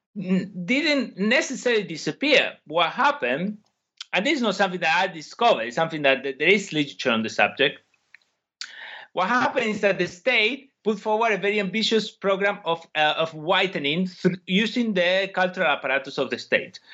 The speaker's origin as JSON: {"language": "English", "country": "Argentina", "moved": "as an adult", "lives_now": "United Kingdom", "said": "I come from Argentina"}